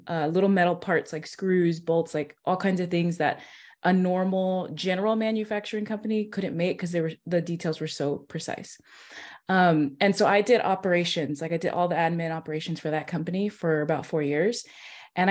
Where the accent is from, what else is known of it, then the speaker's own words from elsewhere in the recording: California, United States; moved away as an adult; now in Nashville, United States; I am in Nashville, Tennessee, but I'm from California. So I've lived there, grew up there from 5 and up